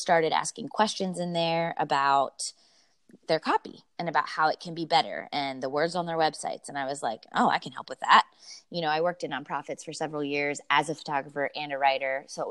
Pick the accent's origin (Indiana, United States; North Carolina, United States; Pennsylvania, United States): Pennsylvania, United States; Lancaster; also born or lived in Denver, Colorado; now in Philadelphia, United States; I'm from Lancaster, Pennsylvania originally, but my husband and I lived in Denver for the past 8 years out in Colorado